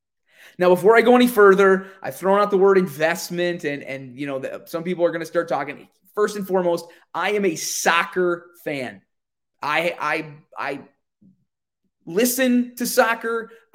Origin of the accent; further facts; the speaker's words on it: Wisconsin, United States; Now, I'm from Central Wisconsin, so Central time zone here.